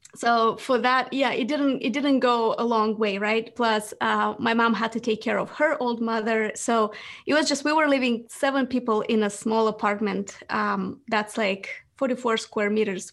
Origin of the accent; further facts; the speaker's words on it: Moldova; English is a second language; moved away; I was born in Moldova